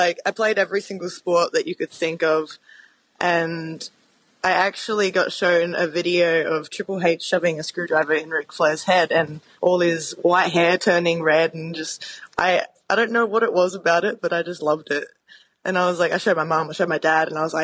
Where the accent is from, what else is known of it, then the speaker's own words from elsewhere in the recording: Adelaide, South Australia, Australia; moved away; I'm from Adelaide, South Australia